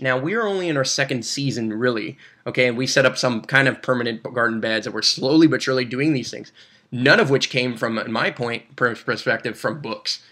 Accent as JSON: {"language": "English", "town": "Brossard", "region": "Quebec", "country": "Canada", "tie": "born or raised there", "said": "I was born and raised in Brossard"}